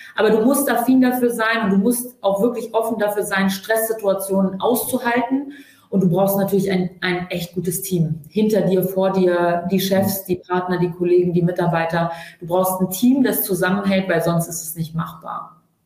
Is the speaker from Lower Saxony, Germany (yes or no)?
yes; Hanover, Lower Saxony, Germany; wir kommen aus Hannover